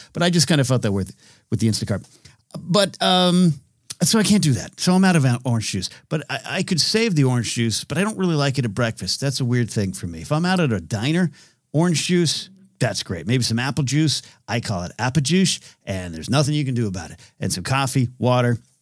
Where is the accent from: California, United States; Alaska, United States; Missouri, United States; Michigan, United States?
California, United States; in my hometown.